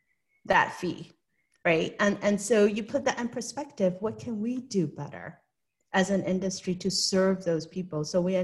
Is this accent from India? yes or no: no; Hong Kong; moved away; I was born and raised in Hong Kong, and I do have an accent